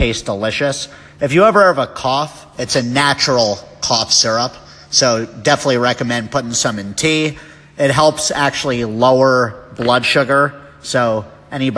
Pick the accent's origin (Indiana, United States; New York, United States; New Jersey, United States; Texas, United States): New Jersey, United States; now in Denver, United States; I grew up in New Jersey